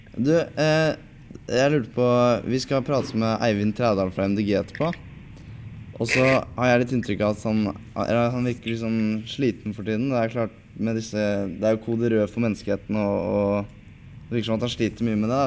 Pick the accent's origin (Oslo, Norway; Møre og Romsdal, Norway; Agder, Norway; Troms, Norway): Oslo, Norway; født og oppvokst i Oslo